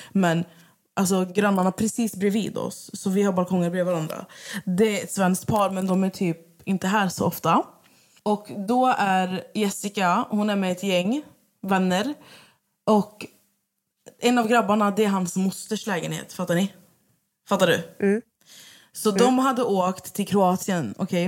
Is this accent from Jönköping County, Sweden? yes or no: no; Skövde, Västra Götaland, Sweden; moved away as an adult; also born or lived in Södertälje; now in Stockholm, Sweden; där jag bott, jag bott där sedan jag var typ sex år